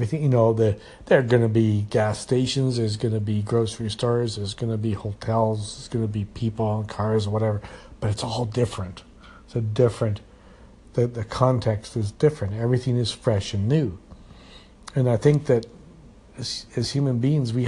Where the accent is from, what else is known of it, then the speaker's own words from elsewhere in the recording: Edmonton, Alberta, Canada; moved away as an adult; also born or lived in Calgary; now in Red Deer, Canada; I was born in Edmonton, and so, you know, I went to school in Edmonton, and then, you know, I, as an older teenager, I got jobs in Edmonton